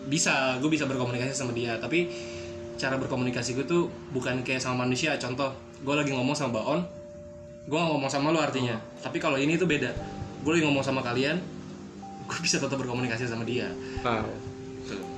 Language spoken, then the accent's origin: Indonesian; Palembang, South Sumatra, Indonesia; Gue bukan orang Jawa. Gue orang Sumatera, hmm. Palembang.